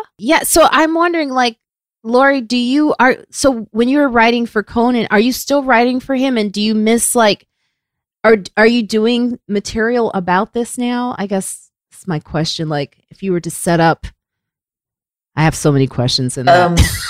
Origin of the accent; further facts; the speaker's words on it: Chicago, Illinois, United States; Yeah, bitch, please. I'm from Chicago.